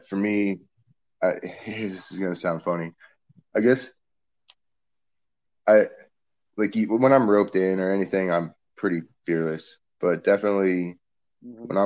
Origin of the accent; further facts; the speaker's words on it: Northeast, United States; moved away as an adult; also born or lived in Vermont; now in New Orleans, United States; growing up in the Northeast and living down here in the flatlands is quite a change up